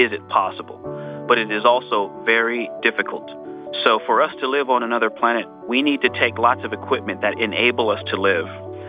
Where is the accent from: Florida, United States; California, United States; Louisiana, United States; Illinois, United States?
California, United States; I was born in California and people can say I'm a Californian.